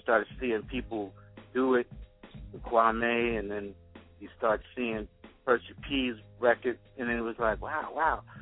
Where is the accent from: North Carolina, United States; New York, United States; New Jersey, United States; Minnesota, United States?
New York, United States; New York City; moved away; also born or lived in Hempstead, Long Island, New York; I'm from Queens. My mother moved out to Long Island to Hempstead. So I used to go to high school from Hempstead